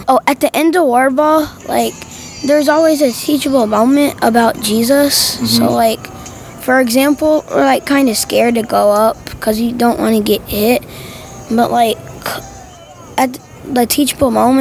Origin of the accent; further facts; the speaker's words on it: West Palm Beach, Florida, United States; West Palm Beach, Florida